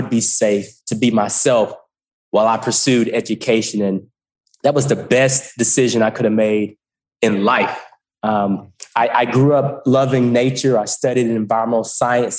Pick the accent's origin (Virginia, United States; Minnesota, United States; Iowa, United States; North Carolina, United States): North Carolina, United States; Goldsboro; moved away as an adult; also born or lived in Greensboro, North Carolina; I'm just a regular guy from Goldsboro, North Carolina. I grew up in Eastern North Carolina